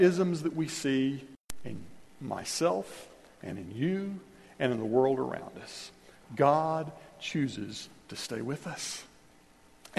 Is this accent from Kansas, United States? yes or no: yes; Kansas, United States; I grew up in Kansas